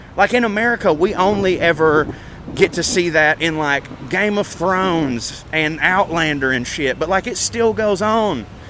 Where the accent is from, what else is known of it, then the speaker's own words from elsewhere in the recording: Chattanooga, Tennessee, United States; my hometown